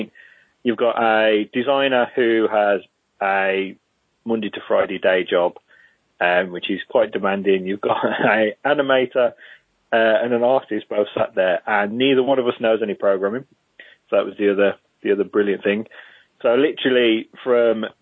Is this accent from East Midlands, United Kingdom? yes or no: no; Wolverhampton, West Midlands, United Kingdom; moved away as an adult; also born or lived in Middlesbrough; I'm originally from Wolverhampton.